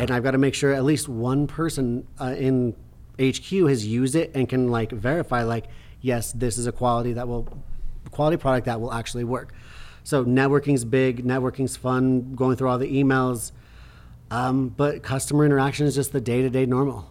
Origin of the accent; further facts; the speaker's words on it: Preston, Idaho, United States; when they played that movie in my hometown, like, did a screening, Preston, Idaho